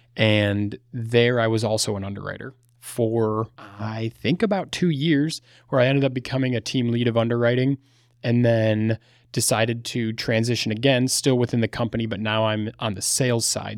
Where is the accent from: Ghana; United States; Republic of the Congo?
United States; Battle Creek, Michigan; I'm from Battle Creek, Michigan.